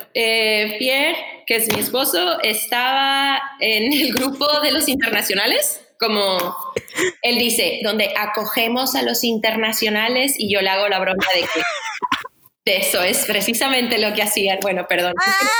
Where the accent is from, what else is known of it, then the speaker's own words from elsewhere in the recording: Tijuana, Baja California, Mexico; moved away; also born or lived in San Diego, California, United States; soy de Tijuana, crecí típico, ¿no? Creces entre Tijuana y San Diego toda mi vida